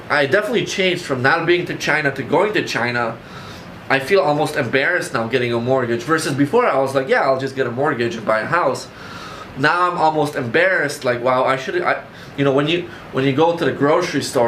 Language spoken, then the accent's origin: English; Poland; now in Chicago, United States; I was born in Poland, I came to Chicago